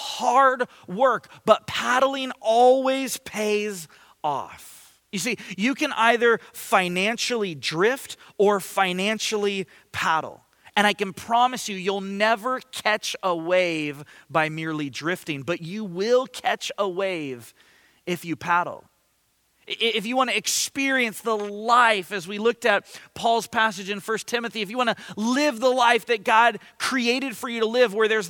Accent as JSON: {"language": "English", "town": "Ventura", "region": "California", "country": "United States", "tie": "born or raised there", "moved": "yes", "said": "I grew up surfing. I grew up in Ventura"}